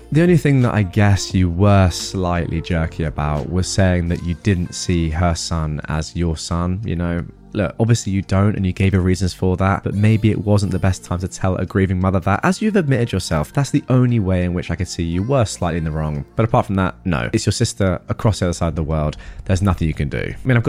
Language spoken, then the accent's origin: English; Australia; now in United States; I grew up in Australia, and my sister and family still live there. I live in America currently.